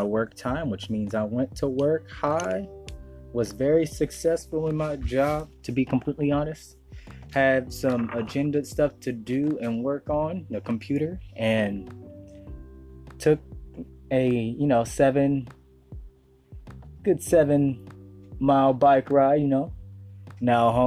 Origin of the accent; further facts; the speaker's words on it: West Coast, United States; I'm from the West Coast